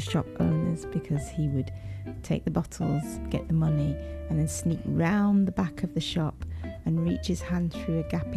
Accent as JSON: {"language": "English", "town": "Leeds", "region": "Yorkshire and the Humber", "country": "United Kingdom", "tie": "born or raised there", "moved": "yes", "said": "growing up in Yorkshire, in Leeds"}